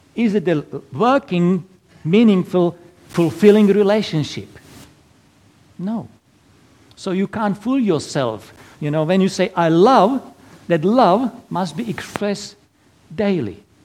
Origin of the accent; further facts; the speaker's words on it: Slovakia; English is a second language; moved away as an adult; now in Perth, Australia; originally from little tiny little country in Eastern Europe, Slovakia. So that's why my lovely accent.